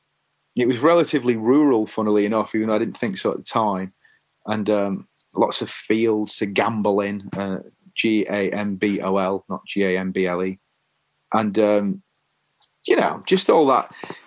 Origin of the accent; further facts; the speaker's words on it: Leigh, North West England, United Kingdom; Lee, in Lancashire.